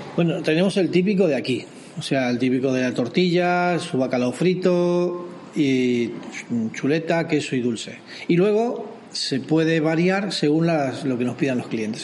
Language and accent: Spanish; Rosario, Santa Fe, Argentina; moved away as an adult; now in San Sebastián, Spain; yo soy de Rosario, un poco más al norte.